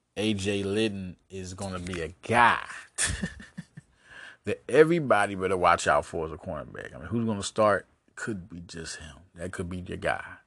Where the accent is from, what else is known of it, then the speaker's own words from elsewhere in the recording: Arkansas, United States; I was raised in Arkansas